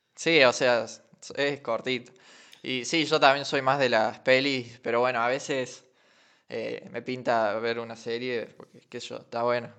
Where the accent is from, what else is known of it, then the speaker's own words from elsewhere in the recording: Alta Gracia, Córdoba, Argentina; somos de Altagracia, Córdoba.